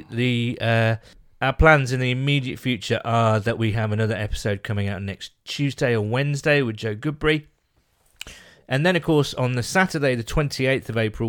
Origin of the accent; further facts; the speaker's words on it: Midlands, United Kingdom; I'm from the Midlands, so I'm above London